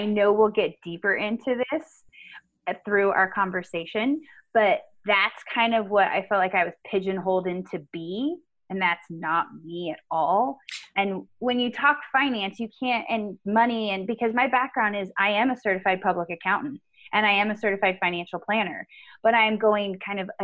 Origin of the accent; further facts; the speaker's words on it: Winters, California, United States; moved away as an adult; now in Reno, United States; I grew up in Northern California. I grew up in a little town called Winters